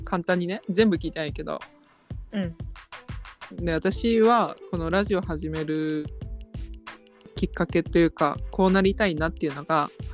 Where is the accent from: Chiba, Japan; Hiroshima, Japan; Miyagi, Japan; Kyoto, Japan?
Hiroshima, Japan; moved away as an adult; now in Tokyo, Japan; 生まれは私は広島ってとこです